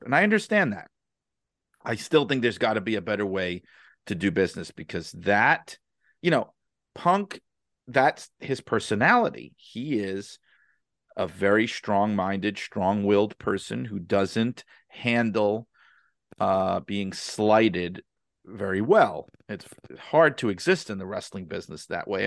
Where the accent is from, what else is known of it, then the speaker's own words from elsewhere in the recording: New York City, New York, United States; I grew up in New York City